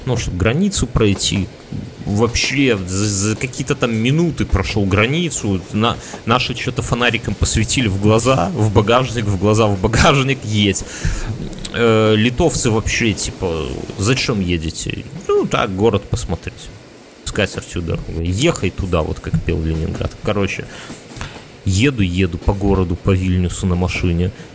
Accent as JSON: {"language": "Russian", "country": "Belarus", "said": "мы же вот белорусы"}